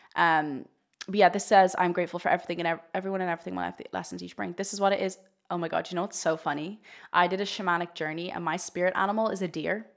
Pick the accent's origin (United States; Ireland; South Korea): Ireland; I'm Irish, and in Ireland, we're very much raised to think sex is very shameful